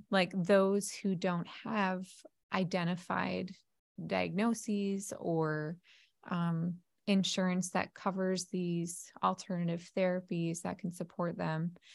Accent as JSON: {"language": "English", "region": "New Jersey", "country": "United States", "moved": "yes", "said": "I'm a Jersey girl 'cause I'm originally from New Jersey. However, it's been a long time since I've lived there"}